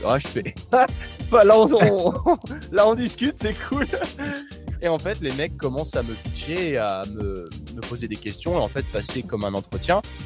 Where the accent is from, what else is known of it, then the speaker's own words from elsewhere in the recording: France; moved away as an adult; also born or lived in Australia; en tant que Français